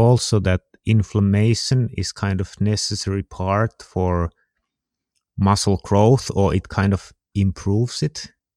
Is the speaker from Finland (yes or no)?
yes; Finland; I'm from Finland